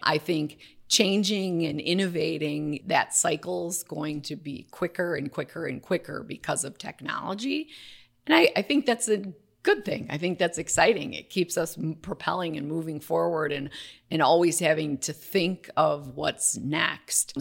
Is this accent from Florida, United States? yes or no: no; Waukesha, Wisconsin, United States; I'm from Waukesha, Wisconsin, so it's a teeny town outside of Milwaukee